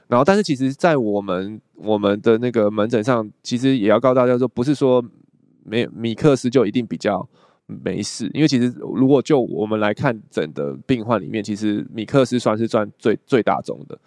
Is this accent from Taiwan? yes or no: yes; Taiwan; 我们台湾人